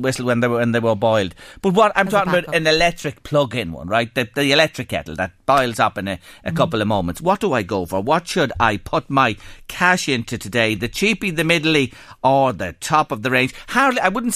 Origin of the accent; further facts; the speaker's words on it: Ireland; growing up in Ireland